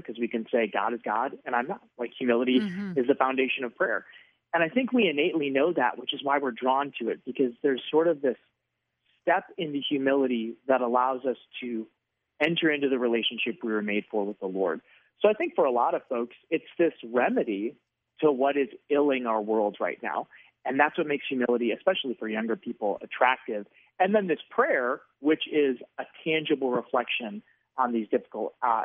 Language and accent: English; Wisconsin, United States; moved away as an adult; now in Arizona, United States; I am from Wisconsin.